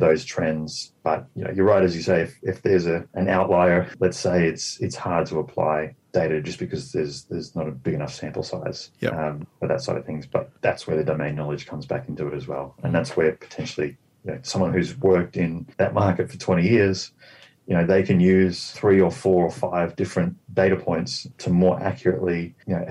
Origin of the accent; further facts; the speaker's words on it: Australia; moved away; I'm Australian, and I've got a lot of background in the property scene there